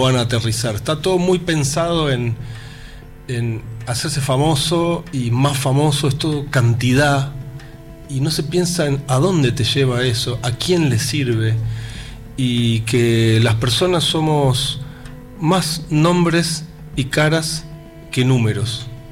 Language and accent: Spanish; Buenos Aires, Argentina; Buenos Aires es mi pueblo